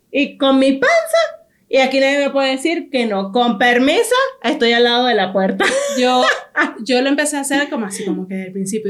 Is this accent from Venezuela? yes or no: yes; Venezuela; somos nosotros los venezolanos